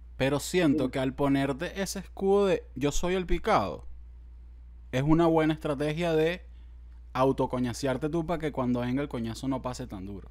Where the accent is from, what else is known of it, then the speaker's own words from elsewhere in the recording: San Antonio de Los Altos, Miranda, Venezuela; yo nací en San Antonio y de los Altos